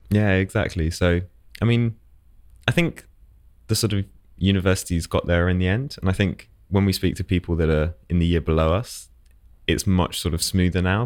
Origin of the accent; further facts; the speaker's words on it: Essex, East of England, United Kingdom; moved away as an adult; now in London, United Kingdom; originally I was from Essex